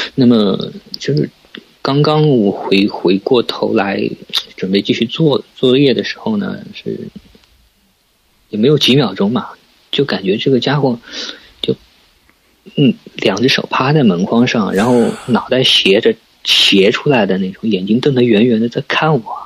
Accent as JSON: {"language": "Chinese", "town": "Suzhou", "region": "Jiangsu", "country": "China", "said": "我是苏州人，然后呢，家，呃，苏州一般，嗯，大家都知道是水乡嘛，嗯。呃，以前也是那种，也是有大运河的，然后我正好是住在那个经常大运河的边上，那边是一个运盐的码头"}